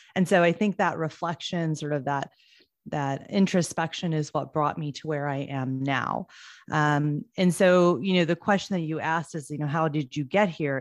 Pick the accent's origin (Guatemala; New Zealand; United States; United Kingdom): United States; I am first generation here in the States. My parents immigrated from India